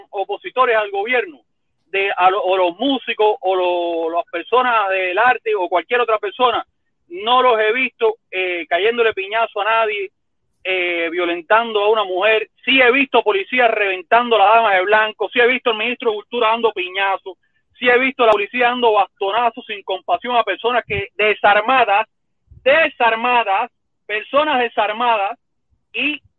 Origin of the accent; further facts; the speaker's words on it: Cuba; ¿por qué yo no le doy ese mismo derecho a otro cubano que nació en mi tierra